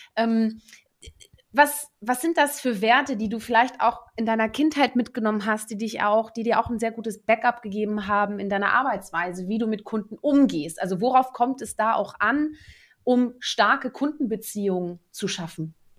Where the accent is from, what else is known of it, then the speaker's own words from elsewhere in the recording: Netherlands; moved away; Ich bin ja auch gebürtige Niederländerin